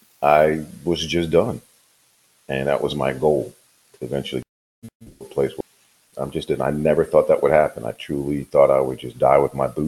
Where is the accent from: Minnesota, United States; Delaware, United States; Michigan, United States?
Delaware, United States; New Castle County; moved away as an adult; also born or lived in Ocean City, Maryland; now in Georgia, United States; I'm originally, you know, from Newcastle County, Delaware, and served there as a police officer